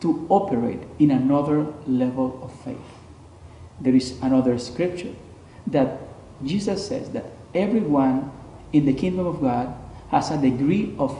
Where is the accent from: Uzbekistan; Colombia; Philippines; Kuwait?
Colombia; now in Toronto, Canada; I'm originally from Colombia